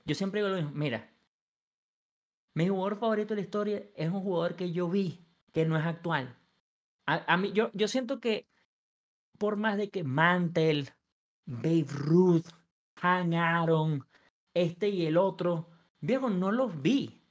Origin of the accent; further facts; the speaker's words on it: Venezuela; also born or lived in Los Angeles, United States; soy venezolano